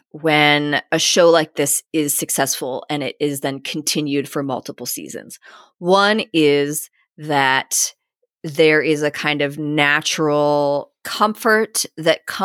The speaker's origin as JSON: {"language": "English", "country": "Australia", "lives_now": "Folkestone, United Kingdom", "said": "I'm an Aussie. I enjoyed a successful career as a dentist in Australia."}